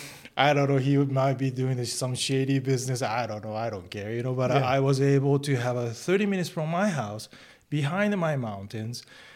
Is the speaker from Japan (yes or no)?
yes; Shikoku, Japan; English is a second language; moved away as an adult; also born or lived in San Diego, California; now in California, United States; Well, I'm from a countryside. Little islands called Shikoku. It's in front of the Hiroshima. So it's a lot more south side.